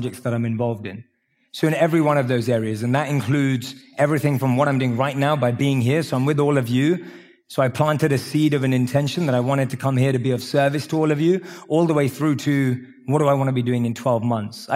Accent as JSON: {"language": "English", "region": "London", "country": "United Kingdom", "tie": "born or raised there", "said": "I grew up in London."}